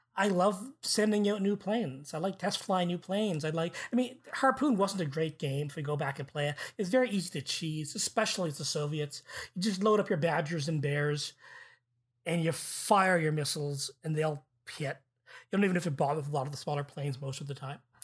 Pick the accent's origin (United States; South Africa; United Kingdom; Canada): Canada; as a Canadian